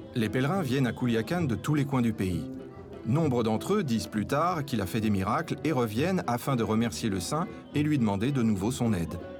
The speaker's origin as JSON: {"language": "French", "region": "Mexico City", "country": "Mexico", "said": "Nous sommes de Mexico, nous, nous sommes venus ici pour la première fois il y a six ans."}